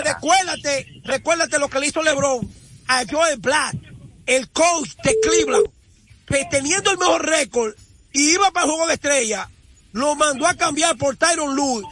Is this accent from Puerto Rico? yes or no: no; La Vega, Dominican Republic; identificarme con mi pueblo